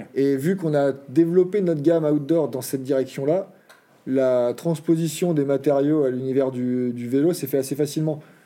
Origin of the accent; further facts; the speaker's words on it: Auvergne-Rhône-Alpes, France; moved away; also born or lived in French Alps; chez nous, euh, l'activité du samedi-dimanche, euh, c'est le VTT. Donc depuis tout petit, on a toujours été sur nos terrains de jeu.